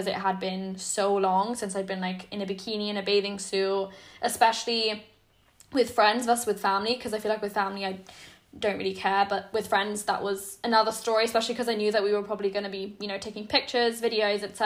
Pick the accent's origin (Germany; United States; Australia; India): Germany; English is a second language; moved away